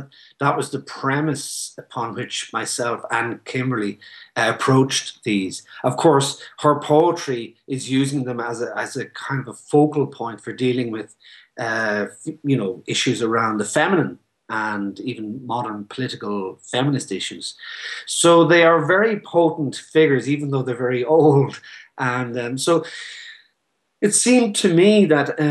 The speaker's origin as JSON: {"language": "English", "country": "Ireland"}